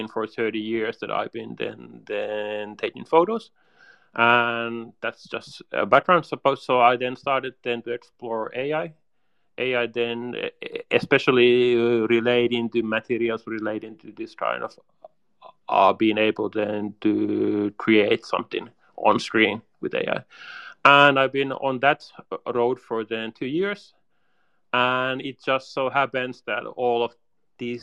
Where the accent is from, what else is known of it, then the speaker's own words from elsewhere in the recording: Helsinki, Uusimaa, Finland; I'm from Helsinki, Finland. So I'm a Finn